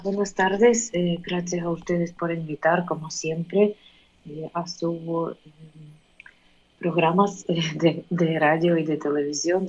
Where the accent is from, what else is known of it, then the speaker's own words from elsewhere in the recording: Ukraine; Spanish is a second language; moved away as an adult; now in Argentina; Y me siento una ucraniana viviendo en otro país